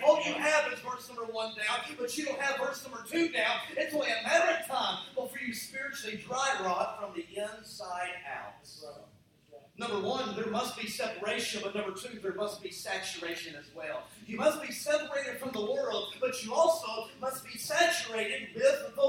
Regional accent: Dallas, Texas, United States; I'm from Dallas

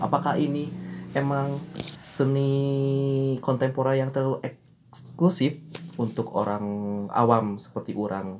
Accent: Garut, West Java, Indonesia; moved away; semua anak-anaknya termasuk saya itu gede di Garut

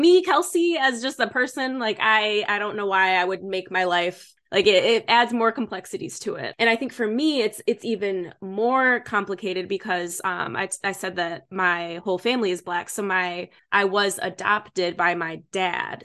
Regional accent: Michigan, United States; moved away; also born or lived in Chicago; I was born and raised in Michigan. So, from the Midwest

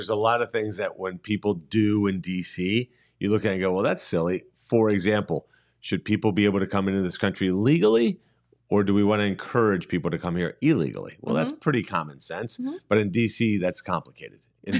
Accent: Cleveland, Ohio, United States; I'm an entrepreneur from Cleveland.

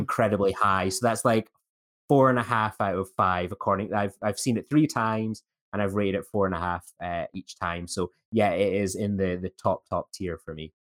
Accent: Scotland, United Kingdom; as a Scottish person

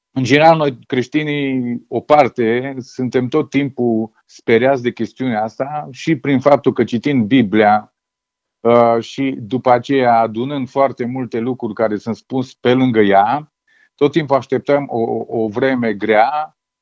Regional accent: Romania; eu sunt român

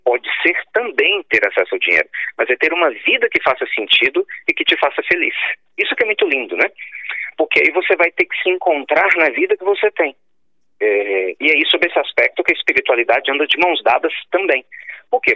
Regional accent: Pernambuco, Brazil; now in Minas Gerais, Brazil; eu seja nordestino, né? Nasci em Pernambuco e eu moro lá em Minas Gerais

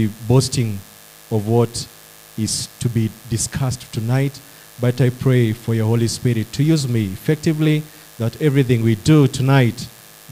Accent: Nyandarua County, Kenya; I come from Nyandarua County. That's where I do my service

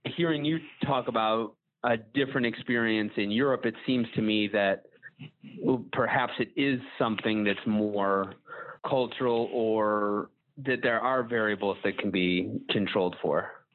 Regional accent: Buffalo, New York, United States; I'm from Buffalo, New York.

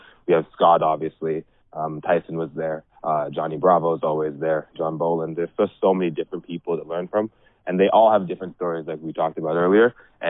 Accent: Ottawa, Ontario, Canada; moved away as an adult; now in Windsor, Canada; I'm from Ottawa.

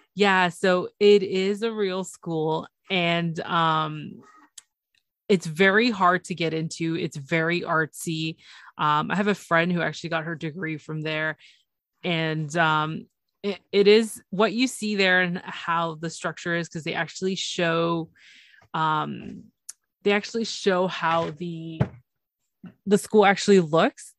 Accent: Toronto, Ontario, Canada; it's Toronto. It's my it's my hometown.

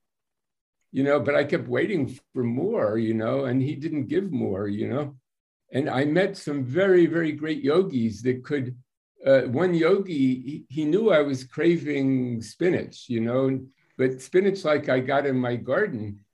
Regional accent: United States; I'm an American

